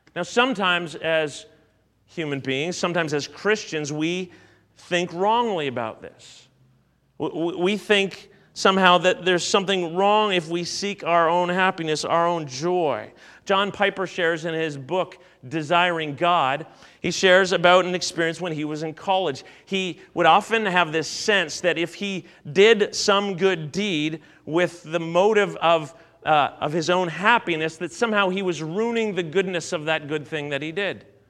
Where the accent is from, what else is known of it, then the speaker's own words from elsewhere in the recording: Canada; as a Canadian